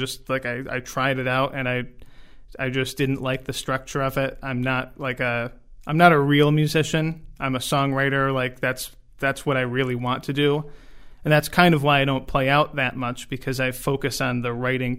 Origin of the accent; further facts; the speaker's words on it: Jamestown, New York, United States; also born or lived in North Carolina; I've been in Jamestown pretty much my whole life. Moved away to North Carolina for just a few years in like 2014 to 16, and I was kind of desperate to come back. I really like it here.